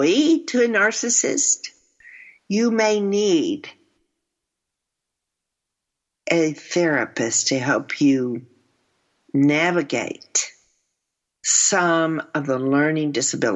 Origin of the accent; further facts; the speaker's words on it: Texas, United States; I'm from Texas.